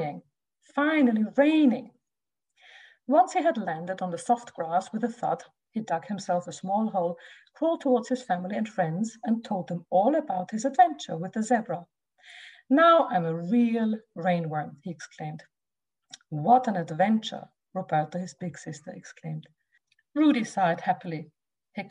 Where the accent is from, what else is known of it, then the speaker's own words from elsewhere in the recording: Austria; moved away; I'm originally from Austria, so I do speak German with my children